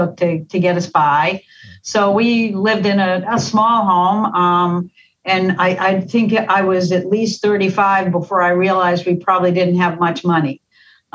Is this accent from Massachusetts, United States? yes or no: yes; Boston, Massachusetts, United States; accent: Boston; I grew up in the Boston area. Most of my family were from Dorchester, which is what accounts for my accent.